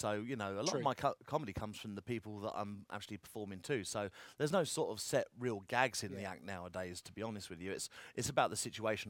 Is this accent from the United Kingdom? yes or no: yes; Hertfordshire, Essex, East of England, United Kingdom; also born or lived in Clacton-on-Sea, Essex; Originally, I was born and raised in Hertfordshire, which is sort of north sort of part of London, and then went to Essex when I was a little kid, and then sort of got brought up on a seaside town near Clacton-on-Sea.